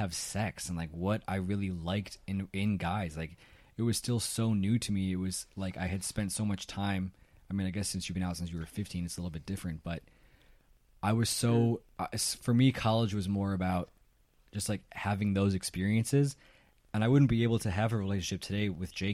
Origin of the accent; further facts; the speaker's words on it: Chicago, Illinois, United States; moved away; My hometown